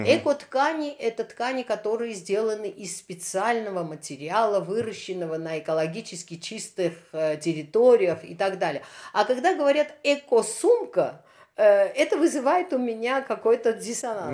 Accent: Armenia

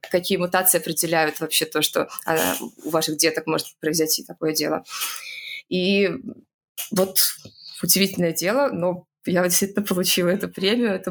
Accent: Saint Petersburg, Russia; now in Moscow, Russia; А, я, например, из Петербурга переехала в Москву, и четко понимаю, что все мои однокурсники могли себе позволить заниматься наукой только если их муж кормил

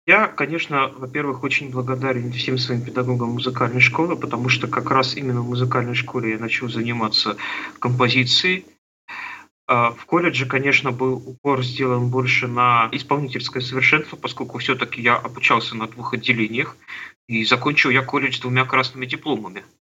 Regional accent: Trekhgorny, Chelyabinsk Oblast, Russia; Я родился на Урале, в Челябинской области, в городе Трехгорном, такой закрытый город. И с пяти лет я стал ходить в музыкальную школу

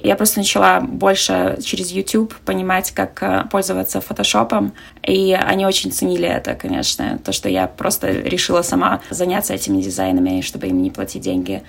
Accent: Navahrudak, Grodno Region, Belarus; moved away as an adult; now in San Francisco, United States; я из Беларуси Беларуси, с маленького города Новогрудок

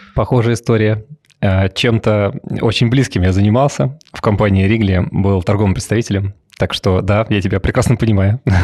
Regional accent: outside Moscow Ring Road, Moscow Oblast, Russia; Я тоже коренной замкадыш, Латкарина. Это моя маленькая родина

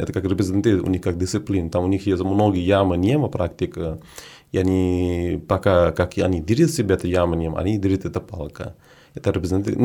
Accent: Prayagraj, Uttar Pradesh, India; Russian is a second language; moved away as an adult; also born or lived in Varanasi / Moscow / Saint Petersburg; now in Russia; я из Варанаси, но это не совсем как мое место рождения. Рядом, рядом Варанаси, недалеко от Варанаси.

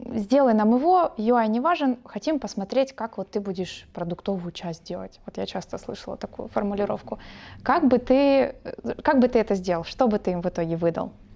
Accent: Odesa, Odesa Oblast, Ukraine; я как одессит

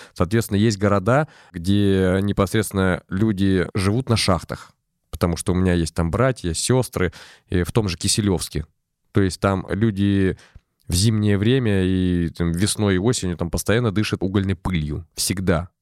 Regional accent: Arkhangelsk Oblast, Russia; moved away; я из Архангельской области, конечно, я не так часто а, туда приезжаю, но тем не менее все равно тянет меня туда.

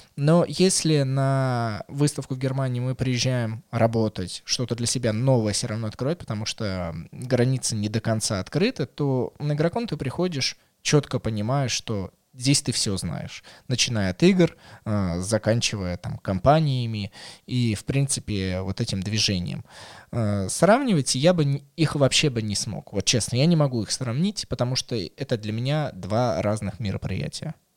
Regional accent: Moscow, Russia; как для коренного москвича

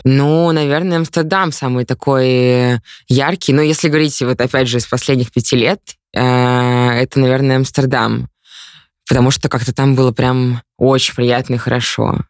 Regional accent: Ufa, Bashkortostan, Russia; я из Уфы

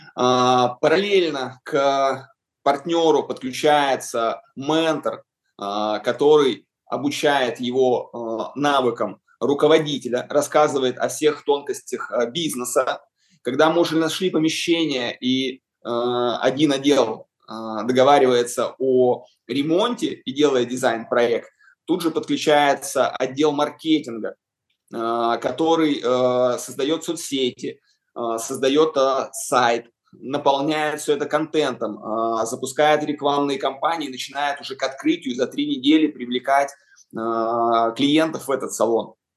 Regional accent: Yaroslavl, Yaroslavl Oblast, Russia; когда мы открыли свой салон в родном городе Ярославле

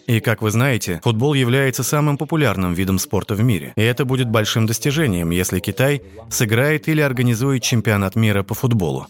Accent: Catalonia, Spain; moved away as an adult; also born or lived in Barcelona; now in China; Я из Каталонии

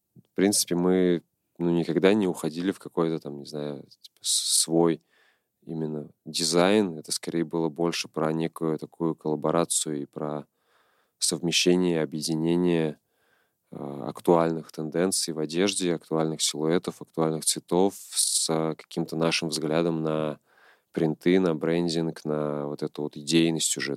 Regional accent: Nizhny Novgorod, Nizhny Novgorod Oblast, Russia; родился в Нижнем Новгороде, прожил здесь большую часть своей жизни

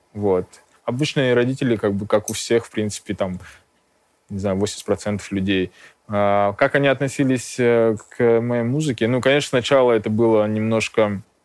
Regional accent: Kemerovo, Kemerovo Oblast, Russia; moved away as an adult; also born or lived in Armenia; now in Moscow, Russia; я родился в Армении, э, очень долго школьное и студенческое время я э, прожил в Кемерово, в Сибири.

